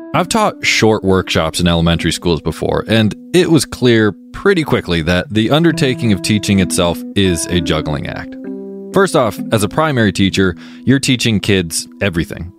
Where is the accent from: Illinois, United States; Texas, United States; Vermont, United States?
Vermont, United States; Mount Holly; my hometown, Mount Holly, Vermont